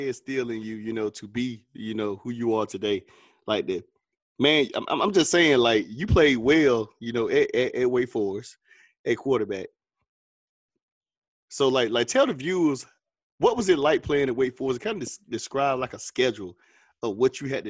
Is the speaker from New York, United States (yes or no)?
no; Tarboro, North Carolina, United States; I love my Tarboro. I love my hometown